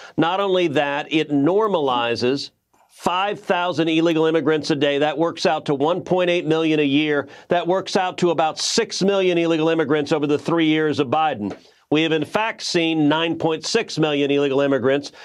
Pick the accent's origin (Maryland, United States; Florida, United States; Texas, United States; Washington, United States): Texas, United States; as a Texan